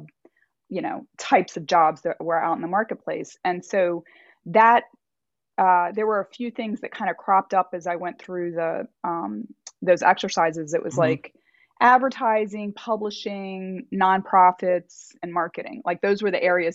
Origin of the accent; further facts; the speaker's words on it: Maryland, United States; moved away; also born or lived in Delaware / Virginia; I'm from Maryland originally, but my family lived in Delaware